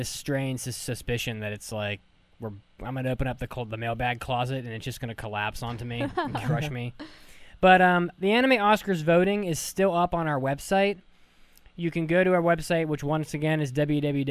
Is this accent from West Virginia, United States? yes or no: yes; West Virginia, United States; moved away; I'm from West Virginia, and I was just there a couple months ago